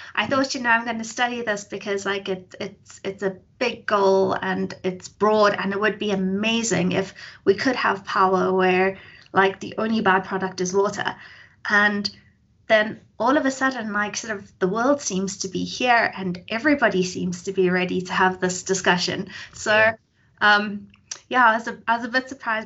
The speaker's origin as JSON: {"language": "English", "town": "Johannesburg", "region": "Gauteng", "country": "South Africa", "tie": "born or raised there", "said": "I was born in Joburg, actually, daughter of a single parent. I grew up in Joburg most of my life"}